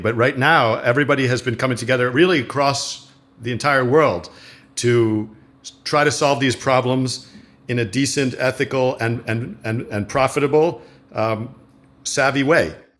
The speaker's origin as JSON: {"language": "English", "town": "New York City", "region": "New York", "country": "United States", "tie": "born or raised there", "said": "I grew up in New York City in the seventies and eighties"}